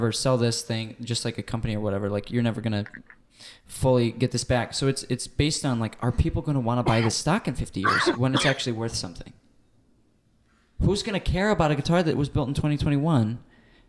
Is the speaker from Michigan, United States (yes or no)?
yes; Michigan, United States; I grew up in Michigan.